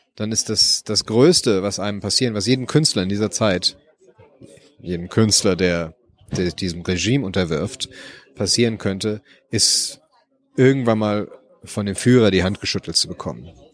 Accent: Germany; born or raised there; moved away as an adult; now in Los Angeles, United States

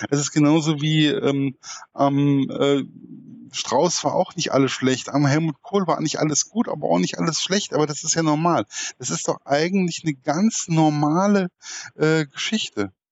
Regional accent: Hesse, Germany; Was mir aufgefallen ist, was mir als Hesse wahrscheinlich wehgetan hat, war der Kommentar, Hessen ist kein richtiges Bundesland.

